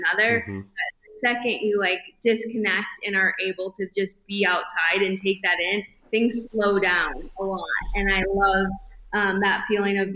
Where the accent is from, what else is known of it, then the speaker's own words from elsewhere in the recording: northern Michigan, United States; moved away as an adult; also born or lived in Colorado / California; now in Bozeman, United States; growing up in northern Michigan, we did all of the outdoor things that you would expect